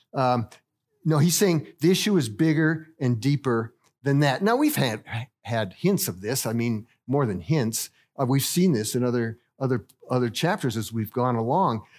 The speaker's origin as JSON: {"language": "English", "town": "Littleton", "region": "Colorado", "country": "United States", "tie": "born or raised there", "also_born_or_lived": "Rwanda", "moved": "as an adult", "said": "I was born and raised here in Littleton"}